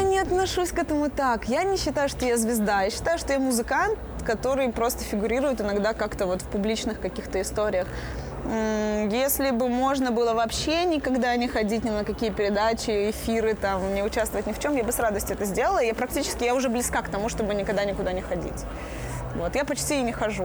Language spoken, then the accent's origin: Russian; Belarus; я белоруска